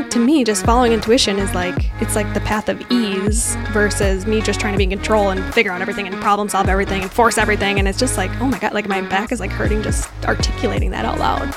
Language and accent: English; Woodbury, Minnesota, United States; also born or lived in Illinois; we lived in Illinois for a hot second and then moved to Minnesota. So I grew up in Woodbury, East Side